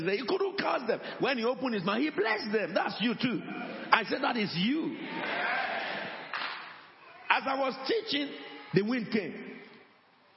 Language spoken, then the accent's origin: English; Nigeria; moved away